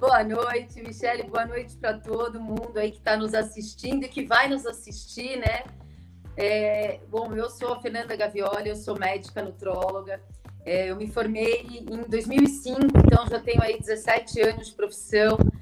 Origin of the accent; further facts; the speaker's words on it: São Paulo, Brazil; also born or lived in Sorocaba; Eu sou de São Paulo, me formei em Sorocaba, morei lá, depois eu fiz residência lá, achei que não voltasse, acabei voltando para São Paulo